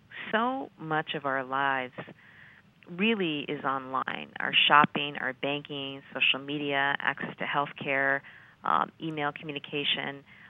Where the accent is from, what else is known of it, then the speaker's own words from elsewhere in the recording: New Hampshire, United States; moved away as an adult; also born or lived in Massachusetts; I grew up actually in New Hampshire, but went to school in Massachusetts, first at Harvard